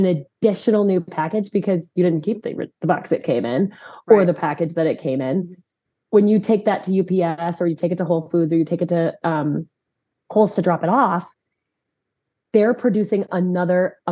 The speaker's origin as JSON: {"language": "English", "town": "Chicago", "region": "Illinois", "country": "United States", "also_born_or_lived": "Colorado", "moved": "yes", "lives_now": "Conroe, Texas, United States", "said": "I'm from the Midwest. Originally, I'm from Chicago"}